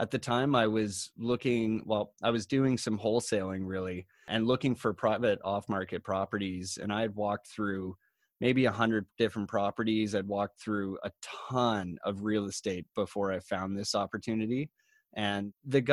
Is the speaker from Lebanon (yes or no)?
no; Collingwood, Ontario, Canada; I come from Collingwood, Ontario, which is kind of a tourism-oriented town where a lot of people from, say, the GTA or Toronto might travel